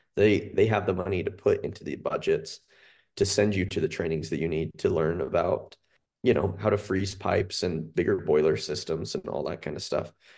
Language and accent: English; Cache Valley, Utah, United States; moved away as an adult; now in Salt Lake County, United States; I'm from Cache Valley. I grew up on a bison farm up there